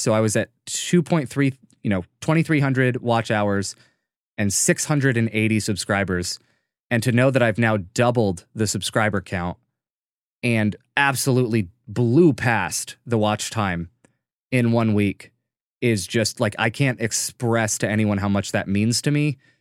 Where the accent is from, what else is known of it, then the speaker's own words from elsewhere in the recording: United States; we're two people from America